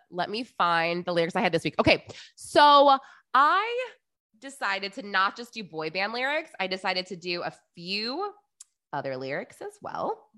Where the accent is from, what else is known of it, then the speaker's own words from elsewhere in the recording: New Hampshire, United States; they came to my hometown in New Hampshire and I just thought Rich was so hot.